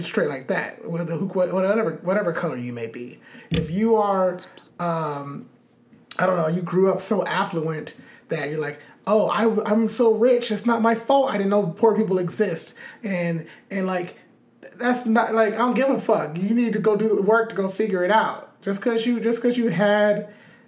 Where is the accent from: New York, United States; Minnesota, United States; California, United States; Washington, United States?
California, United States; Los Angeles; growing up in Los Angeles